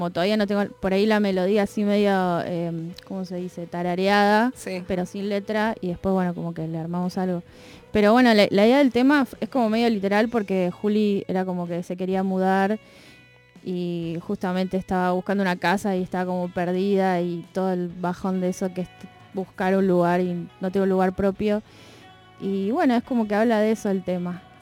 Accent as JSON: {"language": "Spanish", "town": "San Miguel", "region": "Buenos Aires Province", "country": "Argentina", "moved": "yes", "lives_now": "Buenos Aires, Argentina", "said": "yo soy de San Miguel"}